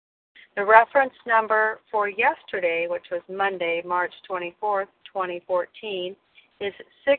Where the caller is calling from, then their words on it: Washington, United States; I'm calling in from Washington State this morning